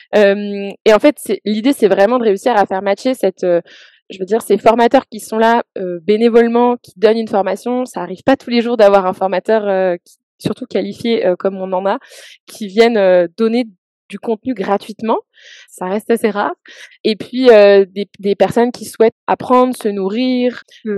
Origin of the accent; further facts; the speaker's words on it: France; moved away as an adult; now in Montreal, Canada; Je viens de France comme euh, ça s'entend